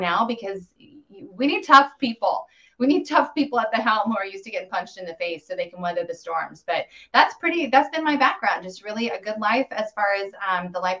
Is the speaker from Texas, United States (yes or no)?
no; Colorado, United States; I grew up in Colorado, fourth generation there.